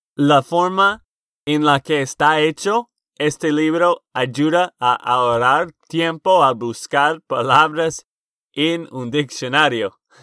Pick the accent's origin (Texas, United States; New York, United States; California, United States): Texas, United States; now in Nashville, United States; de Texas, Estados Unidos.